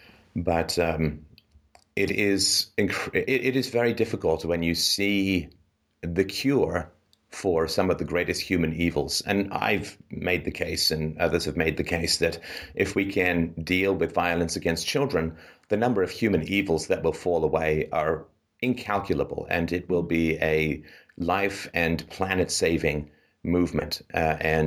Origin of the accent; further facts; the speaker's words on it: England, United Kingdom; moved away; I'm British, and or at least grew up in England